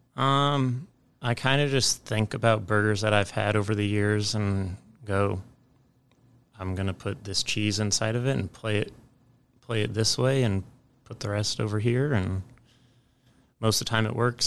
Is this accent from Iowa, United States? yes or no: yes; Ames, Iowa, United States; I grew up in Ames, Iowa